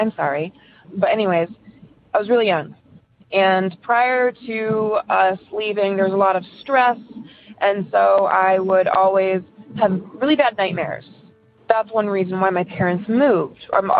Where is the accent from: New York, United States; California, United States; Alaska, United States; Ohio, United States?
Ohio, United States; Elyria; also born or lived in Cleveland; I'm from Cleveland. And I'm just going to give you a synopsis of my paranormal experiences that I've had, or at least the ones that, you know, make a difference. So originally from Elyria